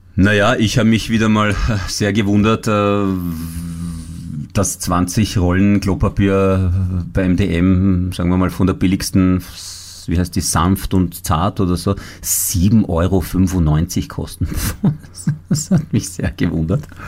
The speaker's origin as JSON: {"language": "German", "country": "Italy", "moved": "yes", "lives_now": "Austria", "said": "ich als Italiener"}